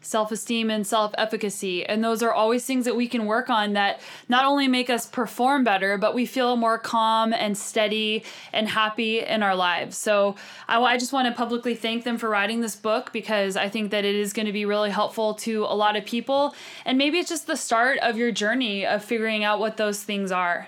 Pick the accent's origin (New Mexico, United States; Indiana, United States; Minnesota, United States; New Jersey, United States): New Mexico, United States; moved away; I'm actually from the desert. I grew up in New Mexico